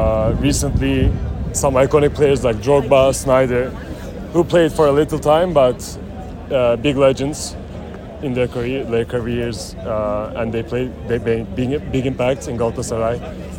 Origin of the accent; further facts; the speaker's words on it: Istanbul, Turkey; moved away as an adult; now in London, United Kingdom; I was born in Istanbul.